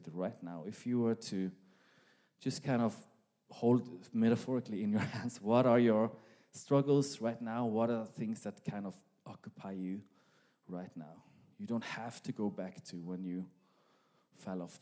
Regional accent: Norway; accent: Norwegian; now in Sweden; my Norwegian accent

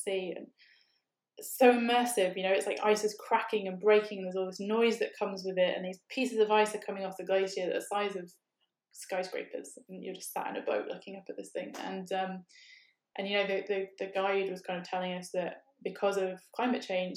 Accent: United Kingdom; we're from Britain

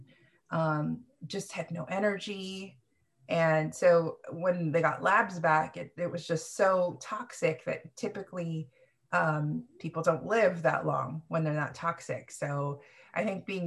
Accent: Sacramento, California, United States; also born or lived in Philippines / Fremont, California; Sacramento is really where I grew up and blossomed

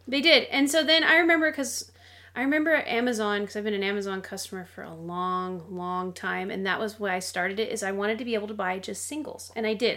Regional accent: United States; I'm American.

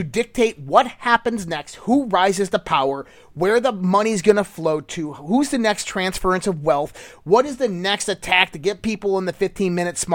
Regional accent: Western New York, United States; I'm from Western New York.

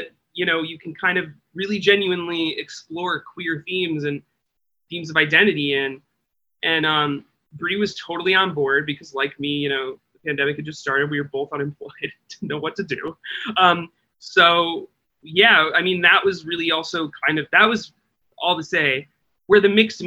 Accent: Midwest, United States; I grew up in the Midwest

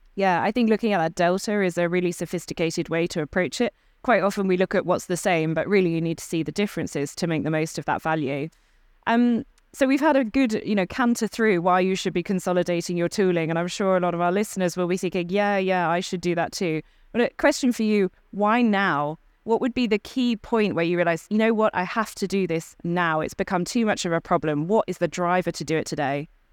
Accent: United Kingdom; I'm a Brit

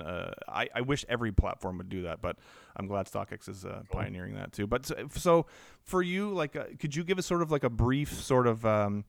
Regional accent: Canada; as a Canadian, having a base of operations of StockX in Canada has been huge

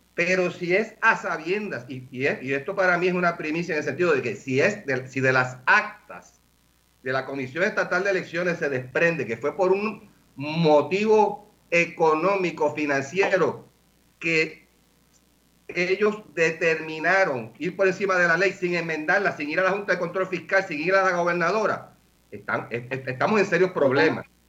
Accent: Puerto Rico; como buenos puertorriqueños

